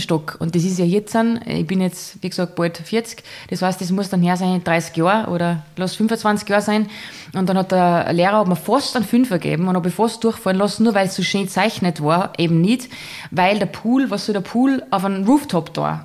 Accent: Salzburg, Austria; man hört, ich bin aus Salzburg, aus dem wunderschönen Salzburger Land

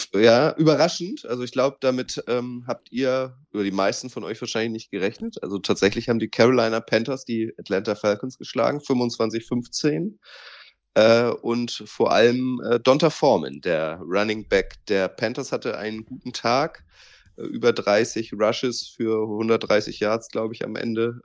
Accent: Northern Germany, Germany; als Norddeutscher

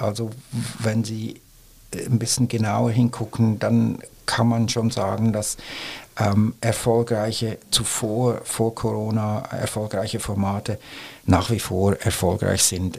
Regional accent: Switzerland; now in Germany; jetzt als Schweizer

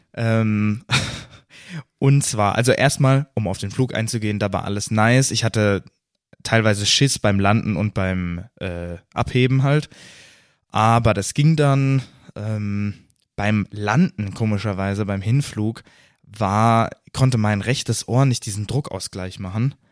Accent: Germany; als Deutscher

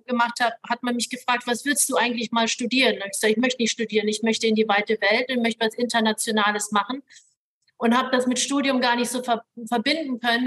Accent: Hamburg, then Lower Saxony, Germany; moved away as an adult; also born or lived in Hong Kong; now in Singapore; Also ich bin ja in Hongkong geboren. Meine Eltern sind dann, ähm, als ich ein Jahr alt war, nach Deutschland gezogen. Wir sind in Hamburg gelandet.

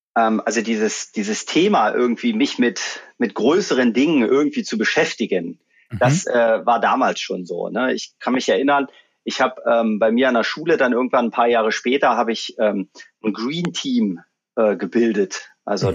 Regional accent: Magdeburg, Saxony-Anhalt, Germany; moved away as an adult; also born or lived in Munich / Abu Dhabi; ich komme aus Magdeburg

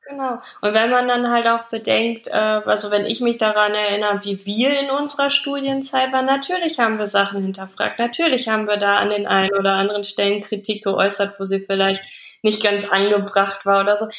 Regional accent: Germany; bei uns in Deutschland

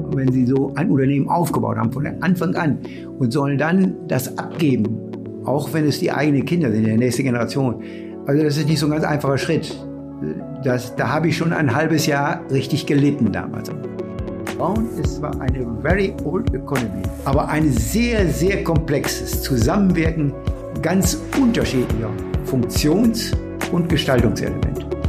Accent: Bielefeld, North Rhine-Westphalia, Germany; Ich bin hier groß geworden, habe Bielefeld natürlich als immer als meine Heimat angesehen

